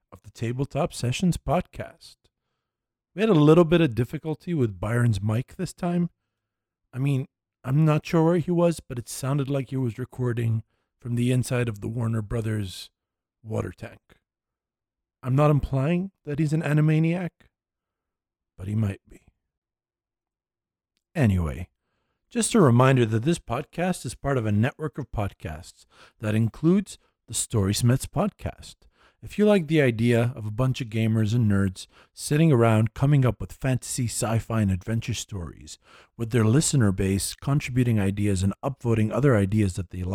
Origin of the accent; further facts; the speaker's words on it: Ghana; moved away; my home country